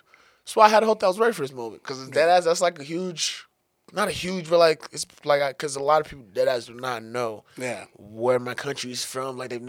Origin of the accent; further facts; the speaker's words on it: Denver, Colorado, United States; also born or lived in Togo; I came here when I was pretty young. I spent most of my life in about like kind of far off a little bit off of Denver, far northeast, you know what I'm saying, Montbello, Green Valley area.